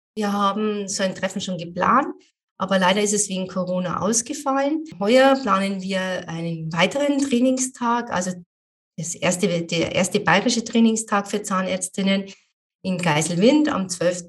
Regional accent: Amberg, Bavaria, Germany; Wollte ich unbedingt wieder zurück nach Amberg in meine Heimatstadt

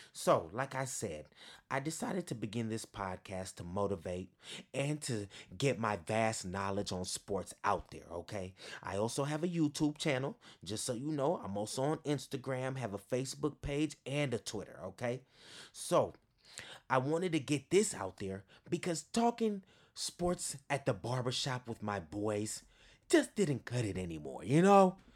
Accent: East Bay, Northern California, United States; also born or lived in Berkeley / Oakland / Alameda / Hayward; I'm from the East Bay, born and raised. If you don't know where that is, that's in Northern California.

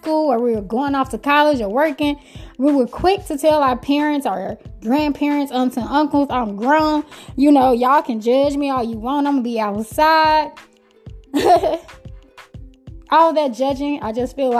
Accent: Chicago, Illinois, United States; I'm from Chicago, Chi-Town

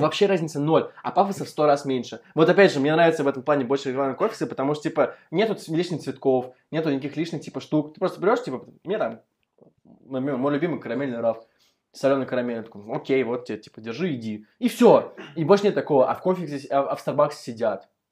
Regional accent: Moscow, Russia

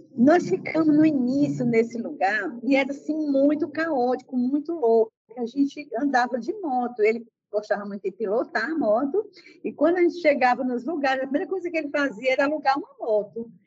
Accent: Juazeiro do Norte, Ceará, Brazil; moved away as an adult; also born or lived in Fortaleza; E eu sou da cidade do interior do Ceará, Juazeiro do Norte, é, saí dessa cidade com 17 anos para Fortaleza para estudar

